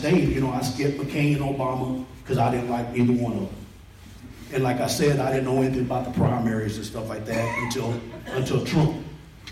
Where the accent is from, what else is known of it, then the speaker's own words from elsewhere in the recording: McKinney, Texas, United States; I was born and raised in McKinney on the east side